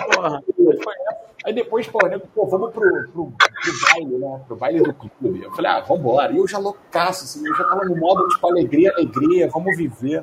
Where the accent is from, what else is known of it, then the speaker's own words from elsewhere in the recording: Rio, Rio de Janeiro, Brazil; sou do Rio